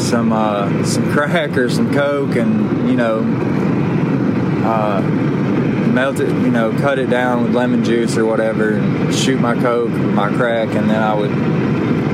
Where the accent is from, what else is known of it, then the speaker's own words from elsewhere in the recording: Alabama, United States; also born or lived in Pontiac, Michigan; I moved down here to Alabama when I was a kid